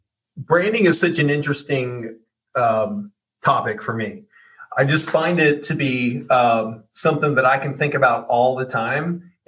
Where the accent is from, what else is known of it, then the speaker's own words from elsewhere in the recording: Oregon, United States; well, I grew up in Oregon and we lived by the stadium, used to go to the games.